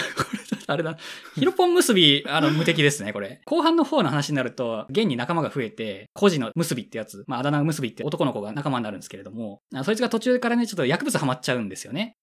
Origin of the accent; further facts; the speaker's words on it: Hiroshima, Japan; 僕は広島出身なんで